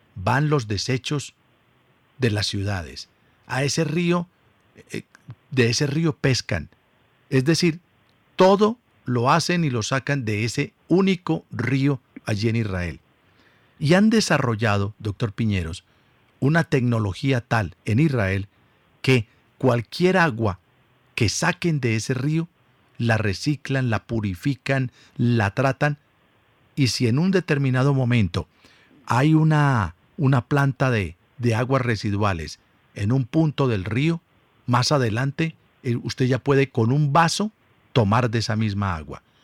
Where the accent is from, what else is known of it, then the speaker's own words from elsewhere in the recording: Colombia; nosotros somos los colombianos